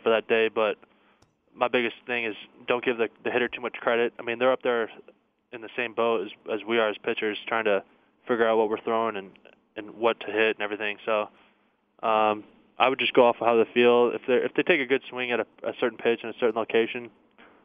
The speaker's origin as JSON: {"language": "English", "area": "the Northwest", "region": "Pacific Northwest", "country": "United States", "tie": "born or raised there", "moved": "as an adult", "lives_now": "Arizona, United States", "said": "I grew up in the Northwest, so just anything out in the trees."}